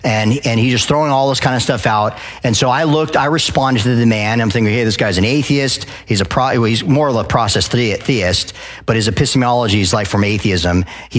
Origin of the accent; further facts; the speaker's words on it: Arizona, United States; I moved to the South and everyone's like, "Oh, the Southern people, …." Oh, because I came from Arizona.